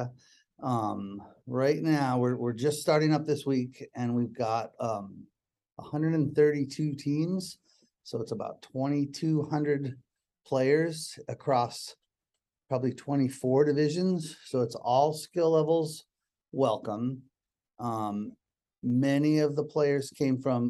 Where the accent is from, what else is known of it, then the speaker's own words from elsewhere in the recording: Connecticut, United States; also born or lived in Boston, Massachusetts; now in Seattle, United States; I was born in Boston, grew up in Connecticut